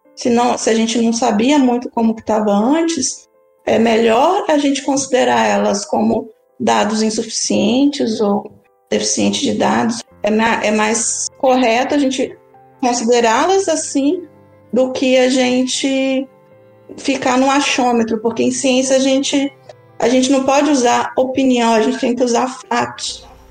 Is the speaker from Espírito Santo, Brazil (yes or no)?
yes; Espírito Santo, Brazil; cresci no Espírito Santo, próximo ao litoral